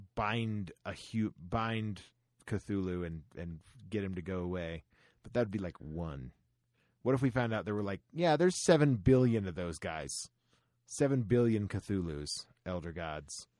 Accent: Florida, United States; Growing up in Florida

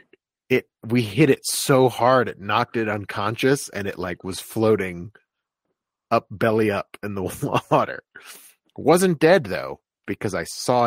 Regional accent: Florida, United States; I grew up in Florida

